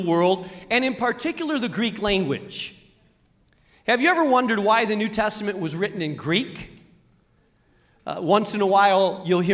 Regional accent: Spain; moved away; I grew up in Spain

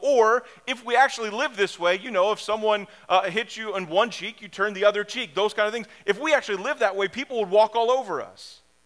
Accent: Springfield, United States; I grew up in Springfield.

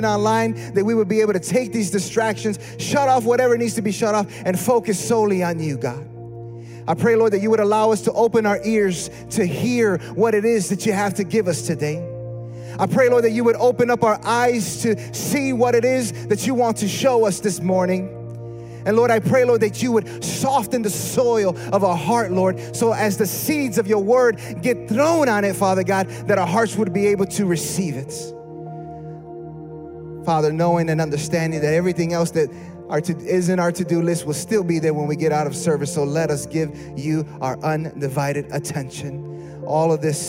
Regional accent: Chicago, Illinois, United States; We're from Chicago

